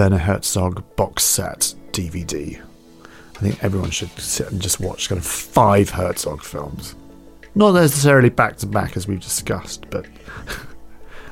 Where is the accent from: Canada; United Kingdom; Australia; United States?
United Kingdom; West Coast of Scotland; moved away as an adult; also born or lived in London; I love Scotland. I grew up there in the West Coast